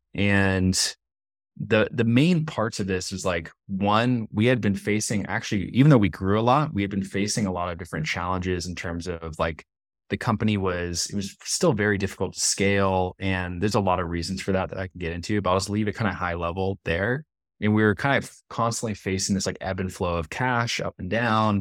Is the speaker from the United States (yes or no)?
yes; San Jose, California, United States; moved away as an adult; also born or lived in San Diego, California; now in Medellin, Colombia; I'm from California, I'm from San Jose, California, up in the Bay Area.